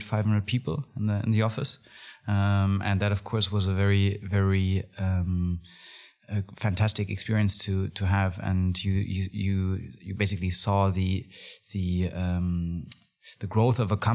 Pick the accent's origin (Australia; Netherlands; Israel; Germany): Germany; Berlin; also born or lived in London; So I was basically born and raised in Berlin. Went to school here